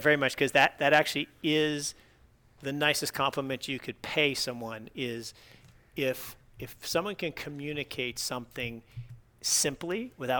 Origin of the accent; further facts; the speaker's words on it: Pacific Northwest, United States; I grew up with Sasquatch. Come on, I grew up in the Pacific Northwest.